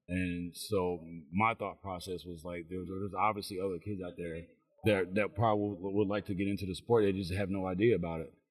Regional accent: Chicago, Illinois, United States; now in McDonough, Georgia, United States; originally I'm from Chicago. Um, I live in, in McDonough, Georgia

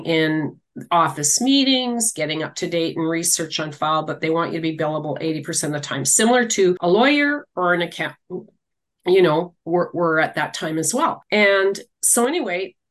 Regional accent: Regina, Saskatchewan, Canada; also born or lived in Manitoba / Winnipeg; raised in Regina in the inner city.

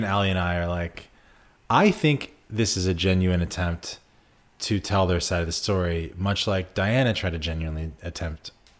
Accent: United States; I also, as an American, until watching The Crown, didn't give a fuck about the royal family or know anything about them.

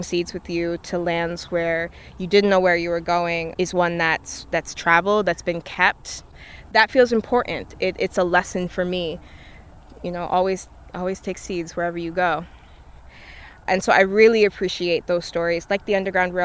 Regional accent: the North, United States; growing up in the North

